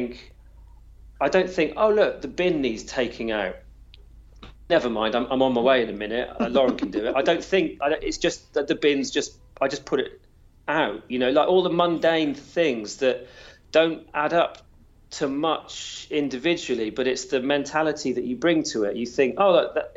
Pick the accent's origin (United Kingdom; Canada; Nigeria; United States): United Kingdom; Wales; I'm Welsh